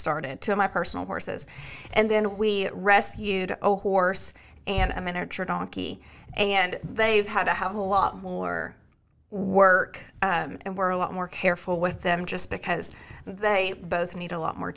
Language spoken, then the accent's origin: English; Kentucky, United States; moved away as an adult; now in Robertson County, United States; I'm from Kentucky